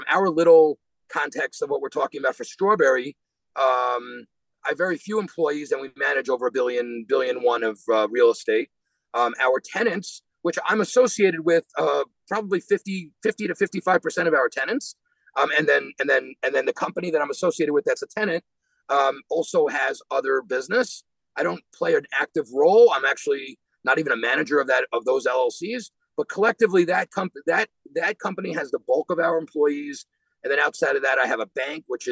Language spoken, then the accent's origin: English; New York City, New York, United States; moved away as an adult; also born or lived in South Bend, Indiana; now in Florida, United States; I'm born and raised in Queens, New York